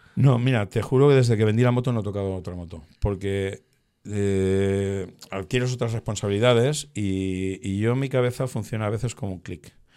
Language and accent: Spanish; Torrent, Valencian Community, Spain; aquí en, en Torrente, ¿no? Donde donde mantenemos esta entrevista, eh, en mi ciudad natal